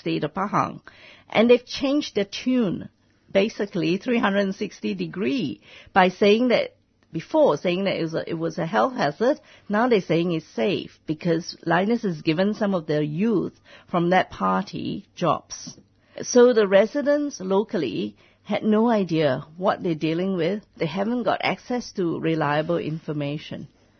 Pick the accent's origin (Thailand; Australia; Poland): Australia; As Australian, what are we going to do when an Australian company generated so much contaminated waste in another country